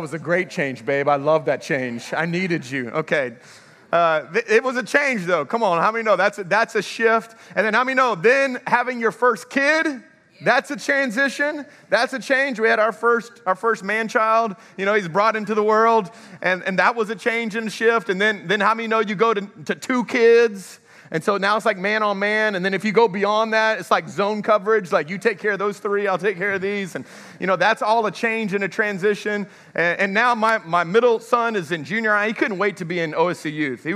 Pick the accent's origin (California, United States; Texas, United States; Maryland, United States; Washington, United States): Texas, United States; moved away as an adult; also born or lived in Houston, Texas / Dallas, Texas / Lafayette, Louisiana; now in Welsh, United States; I'm a Texas boy